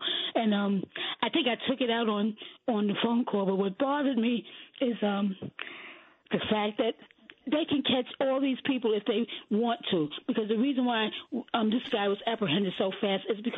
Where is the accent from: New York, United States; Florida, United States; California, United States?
New York, United States; New York City; I grew up in Bed-Stuy